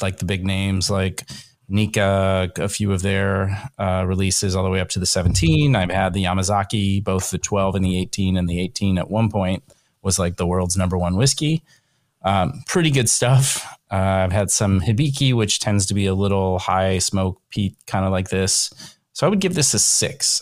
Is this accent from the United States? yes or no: yes; Northern Kentucky, United States; I'm from Kentucky